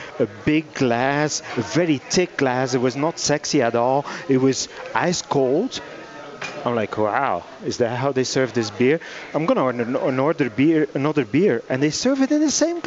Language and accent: English; Belgium; English is a second language; now in United States; From Belgium.